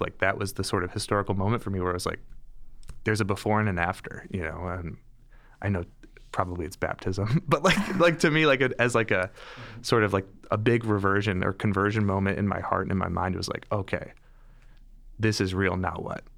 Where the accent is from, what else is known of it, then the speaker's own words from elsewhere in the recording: Detroit, Michigan, United States; moved away as an adult; also born or lived in St. Louis, Missouri / Milwaukee, Wisconsin; So I was born and raised in Metro Detroit.